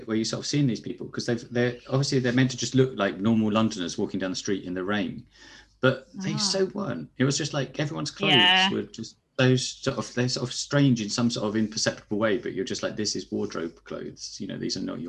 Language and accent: English; United States; as an American.